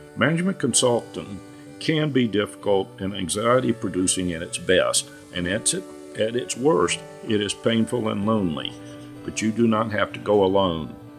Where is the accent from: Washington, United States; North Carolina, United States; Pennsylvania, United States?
North Carolina, United States; I grew up in North Carolina and consulted almost exclusively in the Southeast.